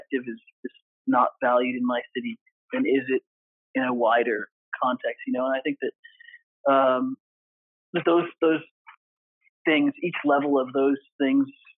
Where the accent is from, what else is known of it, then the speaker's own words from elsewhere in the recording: Nigeria; also born or lived in Canada; now in Salt Lake City, United States; I was born in Nigeria. I've lived for many years and hold a Canadian passport, and I am currently living in Salt Lake City, Utah, in the United States of America.